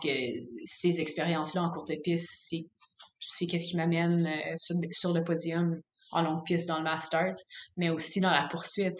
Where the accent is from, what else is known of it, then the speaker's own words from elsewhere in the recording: Canada; en tant que Canadienne